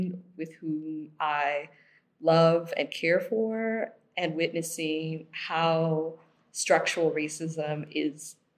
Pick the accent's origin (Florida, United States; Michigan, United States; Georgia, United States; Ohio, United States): Florida, United States; Miami; moved away as an adult; now in Berlin, Germany; I'm from Miami, born and raised